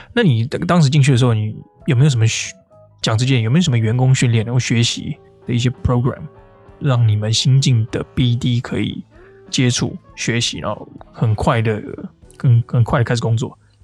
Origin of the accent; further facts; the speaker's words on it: Taiwan; Honest Bee 我们在台湾就翻成诚实蜜蜂嘛